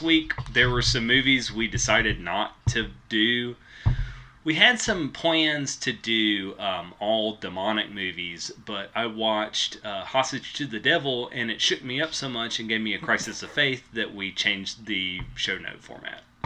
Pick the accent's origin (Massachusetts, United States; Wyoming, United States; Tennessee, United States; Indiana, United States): Tennessee, United States; West; I grew up in West Tennessee